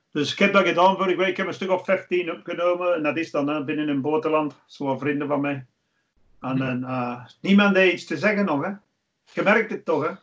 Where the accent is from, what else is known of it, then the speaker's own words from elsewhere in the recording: England, United Kingdom; now in Belgium; ik ben een Engelsman